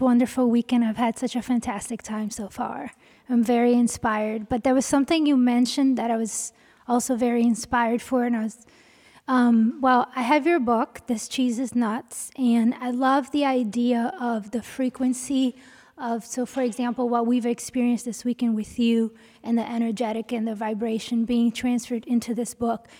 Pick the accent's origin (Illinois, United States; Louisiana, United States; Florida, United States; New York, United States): Louisiana, United States; New Orleans; I'm from New Orleans